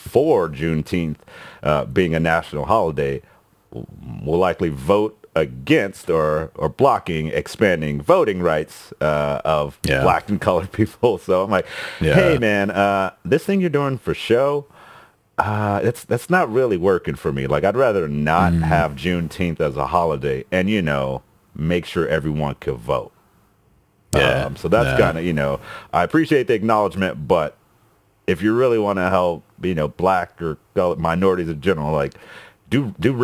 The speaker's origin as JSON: {"language": "English", "region": "Texas", "country": "United States", "tie": "born or raised there", "said": "growing up in Texas"}